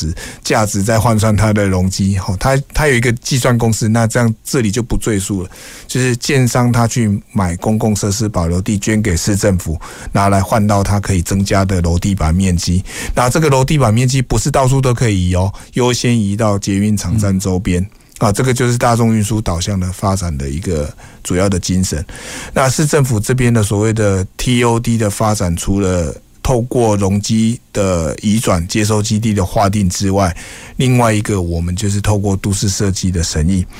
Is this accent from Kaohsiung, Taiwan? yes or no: yes; Kaohsiung, Taiwan; 因为我本身是土生土长的高雄人，所以对高雄一定的期许跟盼望。